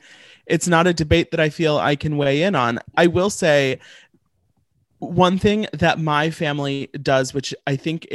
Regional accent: St. Louis, Missouri, United States; now in New York, United States; So I'm from St. Louis. I'm in New York right now.

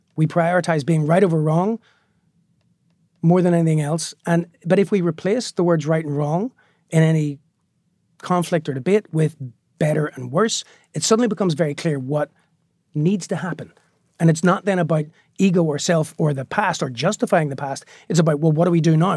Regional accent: Belfast, Northern Ireland, United Kingdom; moved away as an adult; also born or lived in New York; the Belfast that I grew up on was a very violent place

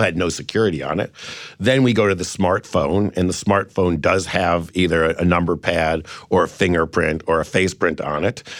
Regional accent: Cleveland, Ohio, United States

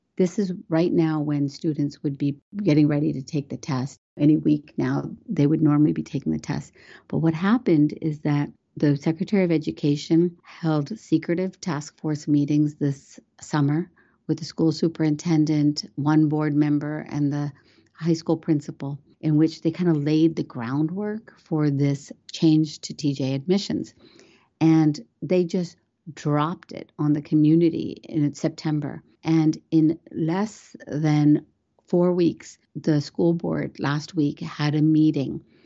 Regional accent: West Virginia, United States; English is a second language; moved away as an adult; also born or lived in India / Washington, D.C.; now in Northern Virginia, United States; I'm a American who was born in India. I came to America when I was four years old and grew up in the state of West Virginia

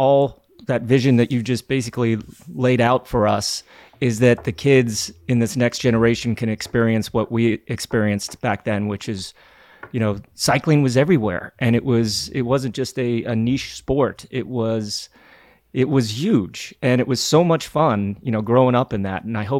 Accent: Colorado, United States; growing up in Colorado.

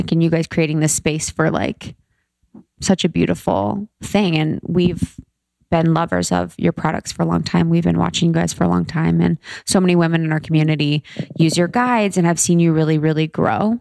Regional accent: Ohio, United States; I'm from Ohio

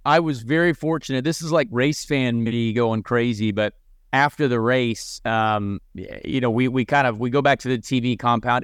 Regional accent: Indianapolis area, United States; my hometown

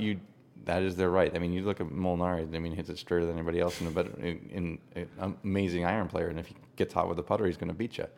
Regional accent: Poway, California, United States; I grew up in Poway, just down the road

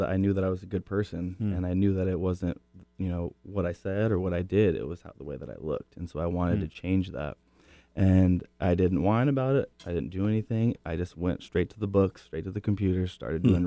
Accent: Kirkland, Washington, United States; I grew up in Kirkland

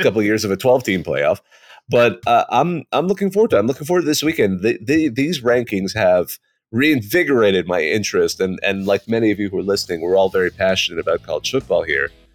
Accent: West Coast, United States; moved away; I grew up on the West Coast

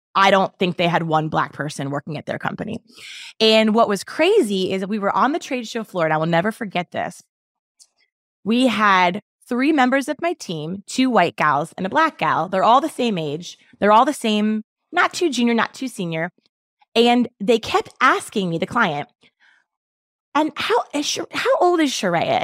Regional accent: Baltimore, Maryland, United States; I grew up in Baltimore City

